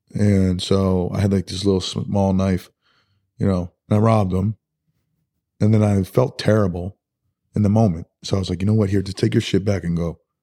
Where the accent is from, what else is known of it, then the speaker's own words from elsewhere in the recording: Rochester, New York, United States; we grew up in Rochester, which was, you know, Rochester, New York